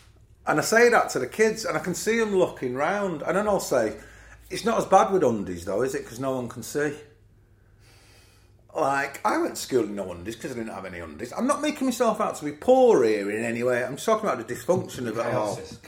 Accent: Nottingham, East Midlands, United Kingdom; I grew up around City's Ground, so I used to mine cars, I used to deliver papers.

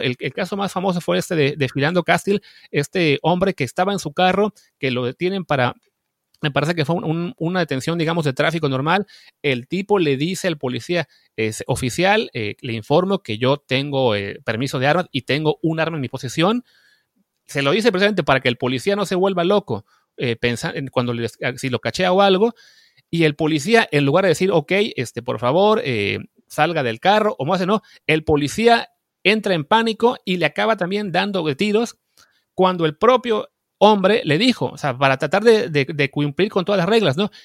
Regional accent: Mexico

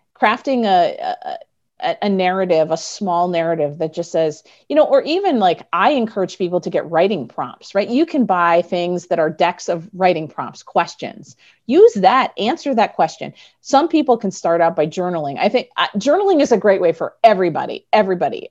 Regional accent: Midwest, United States; I'm from the Midwest

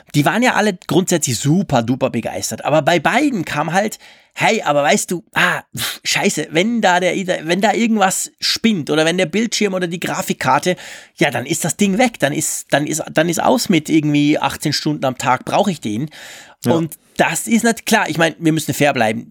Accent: Switzerland; also born or lived in Bern; bei uns in der Schweiz

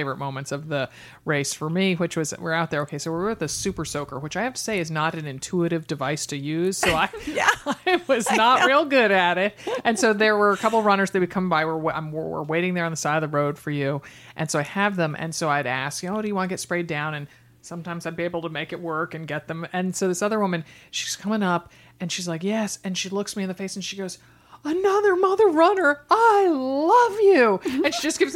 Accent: East Coast, United States; now in Portland, United States; I'm such an East Coaster still

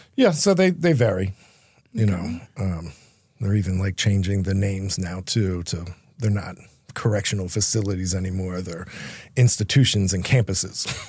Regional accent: Philadelphia, Pennsylvania, United States

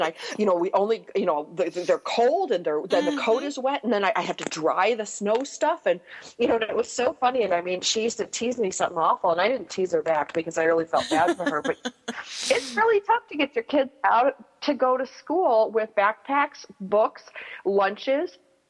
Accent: Buffalo, New York, United States; moved away as an adult; now in Southern California, United States; Her husband's company relocated her to my hometown of Buffalo.

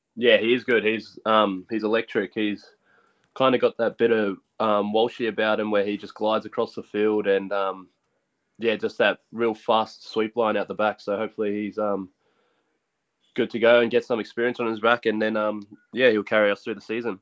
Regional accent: Gold Coast, Queensland, Australia; also born or lived in Logan; I was raised in Ashmore, but I went to school at Palm Beach

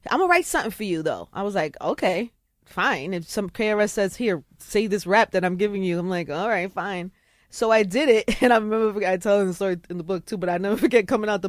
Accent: Brooklyn, New York, United States; I'm from Brooklyn.

